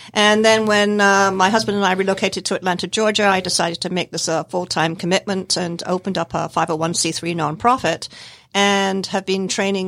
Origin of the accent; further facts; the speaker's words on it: Scotland, United Kingdom; born there; now in United States; I was born in Scotland in the United Kingdom.